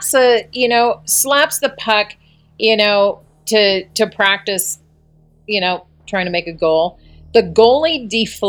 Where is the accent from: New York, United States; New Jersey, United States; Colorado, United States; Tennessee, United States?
Colorado, United States; I was a senior in high school and I grew up in Colorado